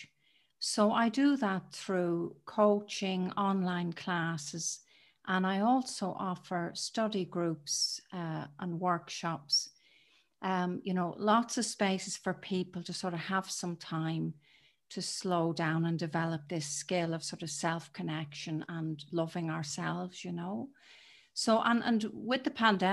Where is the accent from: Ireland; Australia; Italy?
Ireland; Dublin, Leinster; moved away as an adult; now in United Kingdom; I was born in Dublin in Ireland, and it has shaped me. I live in the UK now, but it was an intense place to grow up.